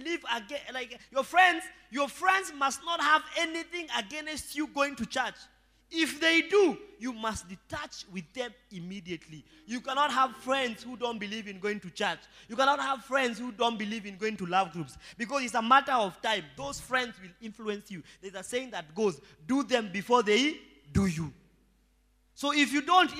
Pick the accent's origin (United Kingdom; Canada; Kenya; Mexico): Kenya; Rongai; I was born in Rongai